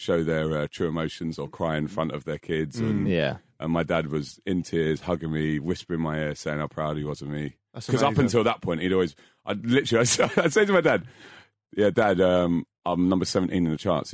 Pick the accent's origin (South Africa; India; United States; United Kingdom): United Kingdom; London; moved away as an adult; now in Australia; I grew up in Fulham, which is not far from Els Court.